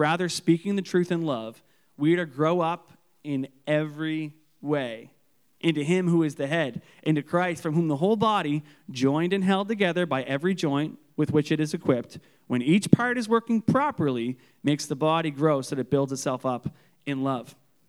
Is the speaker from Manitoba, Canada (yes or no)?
no; Canso, Nova Scotia, Canada; I remember when I grew up in Canso, and my family grew up on this island called Durrell's Island.